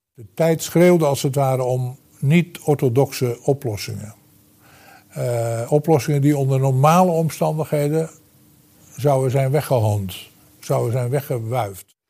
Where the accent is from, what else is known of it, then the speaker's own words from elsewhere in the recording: United States; now in Netherlands; Ik ben zelf geboren en getogen in de Verenigde Staten